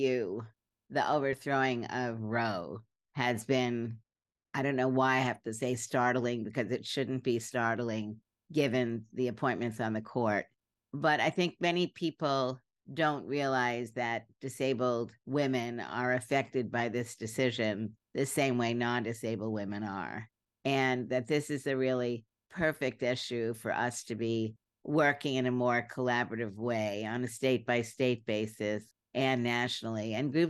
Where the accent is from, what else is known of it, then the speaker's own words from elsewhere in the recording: Brooklyn, New York, United States; also born or lived in Berkeley; now in Washington, D.C., United States; I grew up in Brooklyn, and then I lived in Berkeley for about 18 years. And now I'm in Washington, D.C., and I'm very comfortable on the East Coast.